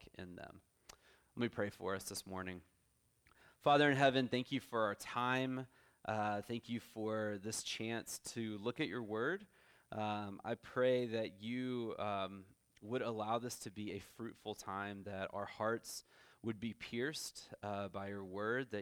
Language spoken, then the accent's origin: English; Texas, United States; moved away as an adult; also born or lived in Orlando, Florida; now in San Antonio, United States; my wife and I are both from Texas originally.